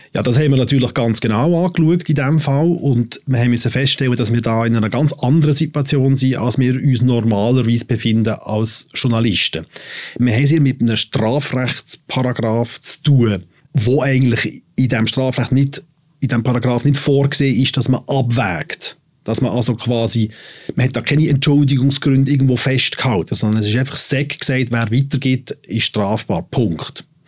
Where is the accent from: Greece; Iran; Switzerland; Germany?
Switzerland; wir als betroffene Schweizer